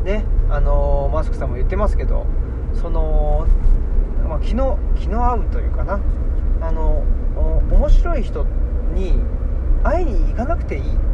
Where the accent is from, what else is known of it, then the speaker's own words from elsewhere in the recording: Saitama, Japan; 僕埼玉出身なんですよ」とか言ってで埼玉の浦和ってとこなんですよ